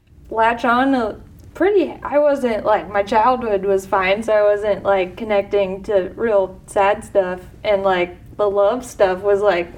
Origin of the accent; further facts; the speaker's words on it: East Coast, United States; growing up on the East Coast